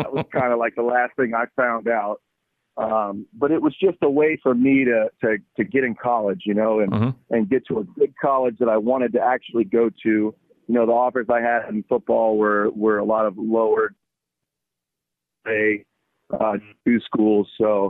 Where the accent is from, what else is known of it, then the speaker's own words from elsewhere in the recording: United States; obviously I'm an American, athlete.